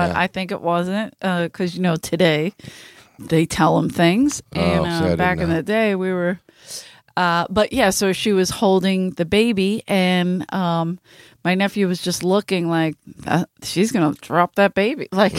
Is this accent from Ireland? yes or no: yes; Ireland; I'm Irish.